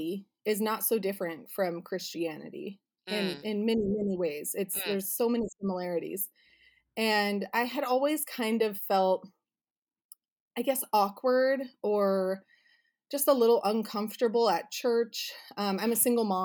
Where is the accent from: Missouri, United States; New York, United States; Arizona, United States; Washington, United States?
Arizona, United States; now in Southern California, United States; I grew up in Arizona in the middle of the desert